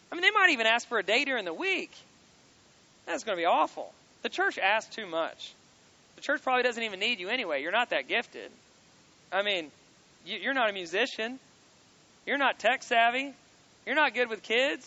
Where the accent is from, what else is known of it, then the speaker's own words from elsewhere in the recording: Kentucky, United States; I'm from Kentucky